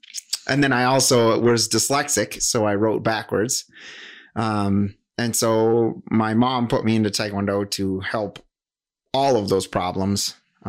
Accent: Whitehall, Wisconsin, United States; now in Wausau, United States; So I teach right here in Wausau right now. I grew up in Whitehall, Wisconsin.

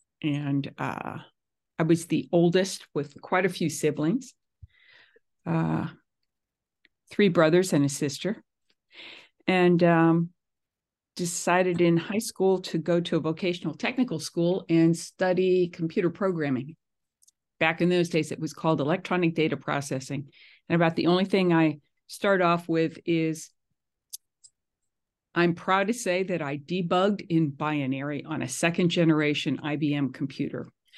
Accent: Pennsylvania, United States; born there; also born or lived in St. Louis / New York City; I was born in the East Coast. I was born in Eastern Pennsylvania.

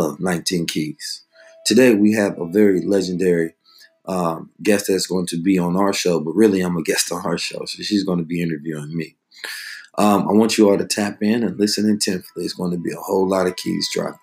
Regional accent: Oakland, California, United States; also born or lived in St. Louis, Missouri; I grew up on 2-4 Telegraph in Oakland

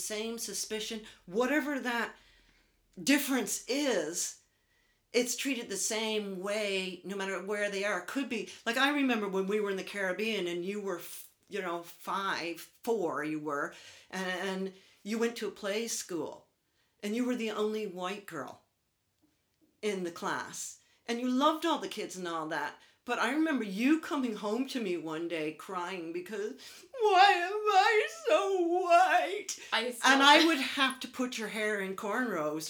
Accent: United States; accent: American; moved away as an adult; now in Ireland; my American accent. And even though I've lived in Ireland longer than I've lived in the States, because I was old and I moved here, I still have this accent.

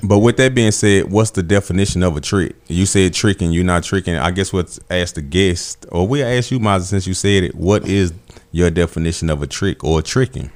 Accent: Alabama, United States; where I'm from, I'm from Alabama

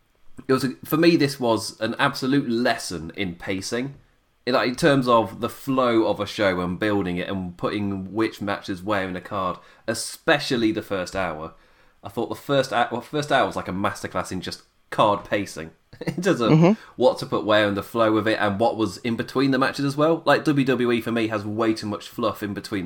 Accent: England, United Kingdom; I am an Englishman

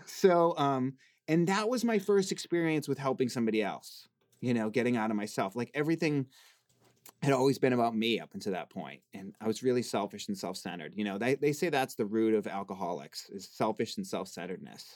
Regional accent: Boston, Massachusetts, United States; now in Los Angeles, United States; I'm from the East Coast

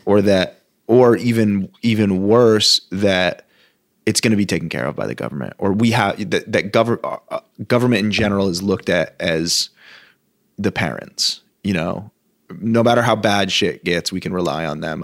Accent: Vermont, United States; moved away; also born or lived in Southern California / Los Angeles; as a Vermonter, as being somebody from, born and raised in Vermont

